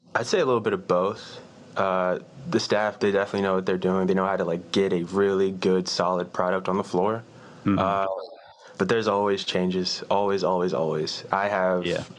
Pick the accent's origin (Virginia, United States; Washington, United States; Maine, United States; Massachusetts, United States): Virginia, United States; Richmond; moved away as an adult; also born or lived in Knoxville, Tennessee; I'm from Richmond, Virginia.